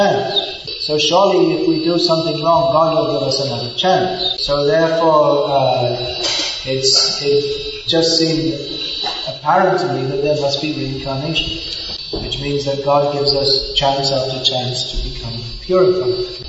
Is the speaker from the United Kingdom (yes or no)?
yes; England, United Kingdom; moved away; I was brought up in England.